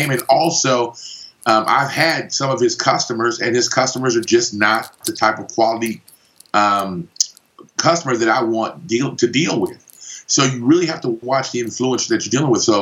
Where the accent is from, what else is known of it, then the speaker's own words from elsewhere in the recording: Panama; accent: Los Angeles, California; also born or lived in Los Angeles; originally, I'm from Panama, but obviously, I've spent a ton of time in Los Angeles, California, because that's where the accent is from.